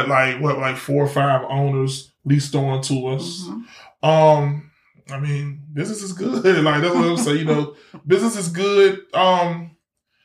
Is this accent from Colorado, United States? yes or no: no; Norfolk, Virginia, United States; accent: little country twang; I'm from Norfolk. And here we don't say Norfolk with an O. We put an A on it. I'm from Norfolk, Virginia.